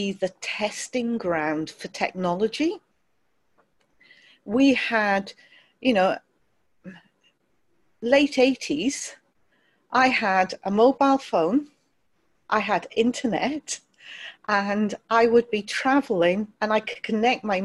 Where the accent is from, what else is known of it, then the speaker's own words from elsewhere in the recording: Wales, United Kingdom; also born or lived in London; I ended up being raised in Wales from about the age of five